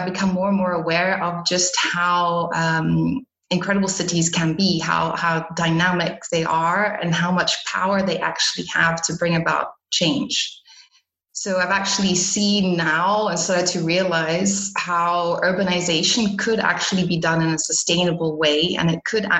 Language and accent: English; Botswana; moved away; also born or lived in South Africa / Belgium / Portugal; I am a Belgian citizen, but I was born in South Africa and raised in Botswana.